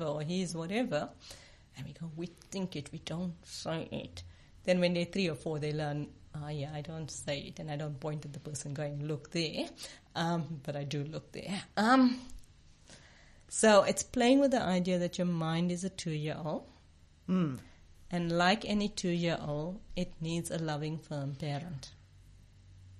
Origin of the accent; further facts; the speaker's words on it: South Africa; I grew up in apartheid South Africa. Being an Indian woman meant I was less than